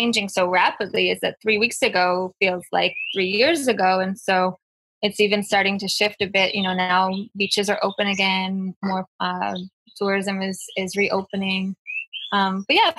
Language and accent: English; United States; moved away; I'm from the United States